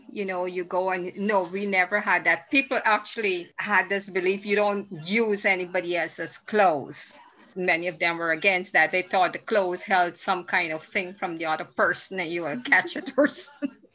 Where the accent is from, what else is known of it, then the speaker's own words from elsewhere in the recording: Guyana; Guyana we did not know the word recycling when I grew up.